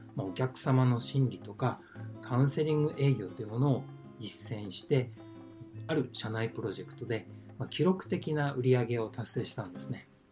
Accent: Toyama, Japan; moved away as an adult; also born or lived in Tokyo; now in Ishikawa, Japan; 僕は富山県生まれなんですね。

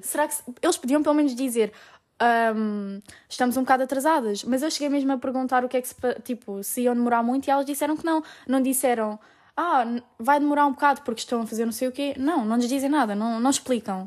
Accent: Portugal; moved away as an adult; now in Italy; sou portuguesa

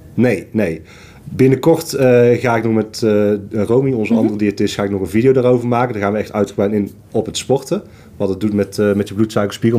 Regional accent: Tilburg, North Brabant, Netherlands; Ik kom uit Tilburg.

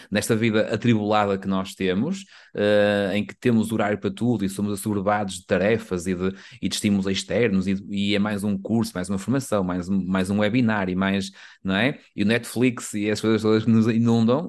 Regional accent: the North, Norte, Portugal; nós somos do Norte

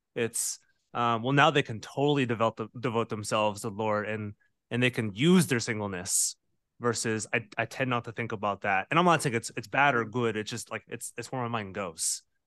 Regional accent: United States

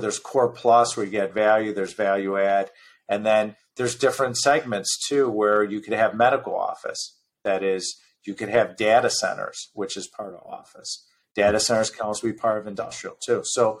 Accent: Midwest, United States; You have to remember, I'm from the Midwest. We still own property in the Midwest.

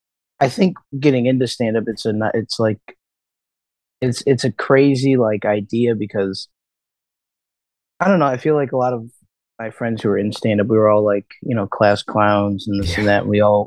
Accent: Joliet, Illinois, United States; also born or lived in Plainfield; now in Chicago, United States; I'm from Joliet and Plainfield.

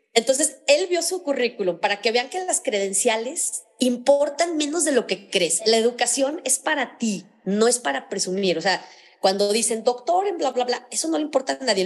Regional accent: León, Guanajuato, Mexico; moved away as an adult; now in Mexico City, Mexico; yo soy originaria de una parte de México que se llama León, Guanajuato, está en el centro del país. Entonces, eh, viví ahí toda mi vida, hasta hace 20 años me vine a vivir a Ciudad de México

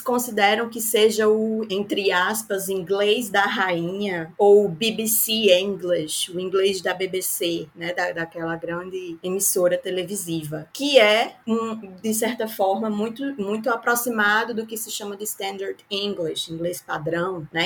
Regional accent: Northeast Region, Brazil; accent: nordestino; meu sotaque nordestino

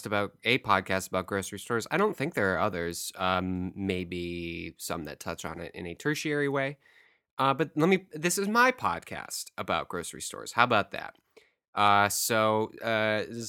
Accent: Cleveland, Ohio, United States; now in New York City, United States; Cleveland, Ohio

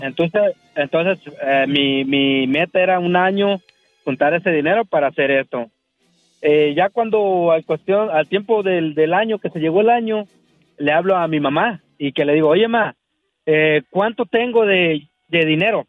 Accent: Veracruz, Mexico; now in United States; soy de Veracruz

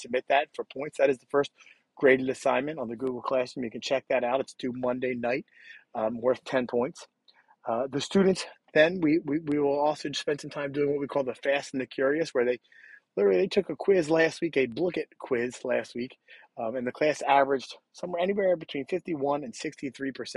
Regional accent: United States; we as American people

